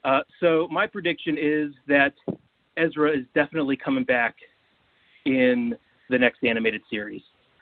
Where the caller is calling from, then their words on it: Pittsburgh, Pennsylvania, United States; from Pittsburgh, PA.